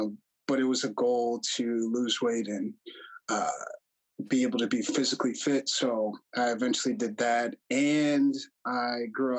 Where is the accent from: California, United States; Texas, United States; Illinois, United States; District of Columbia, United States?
Illinois, United States; Chicago; I'm the second oldest of my family. And I enjoyed growing up mostly in the suburbs of Chicago.